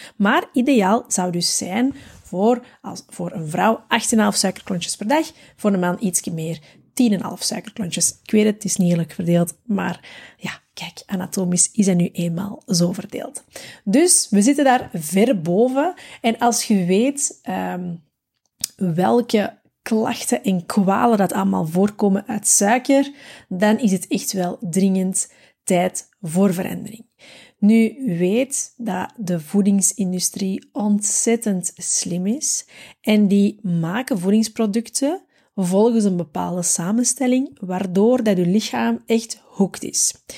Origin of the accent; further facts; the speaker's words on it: Belgium; Wij zijn als Belg